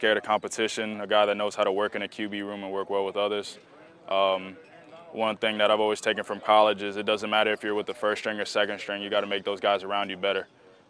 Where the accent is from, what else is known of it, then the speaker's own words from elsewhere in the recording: Florida, United States; we're both from South Florida and we've been throwing together since COVID.